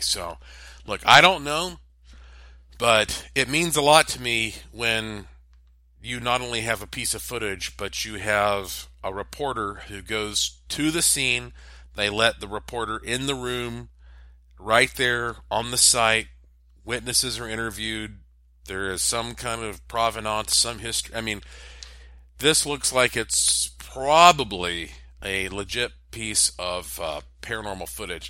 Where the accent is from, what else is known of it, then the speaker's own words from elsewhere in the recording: Asheville, North Carolina, United States; my hometown, Asheville, North Carolina